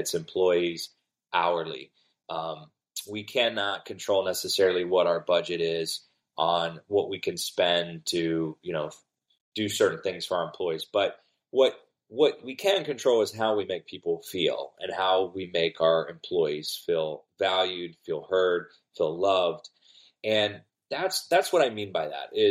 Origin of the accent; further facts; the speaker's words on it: Cincinnati, Ohio, United States; now in Florida, United States; I live in Florida, but I'm from Cincinnati